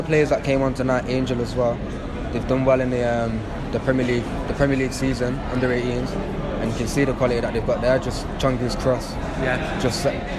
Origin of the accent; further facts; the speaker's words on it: Old Trafford, North West England, United Kingdom; Lived in, born in Old Trafford, not far from the stadium.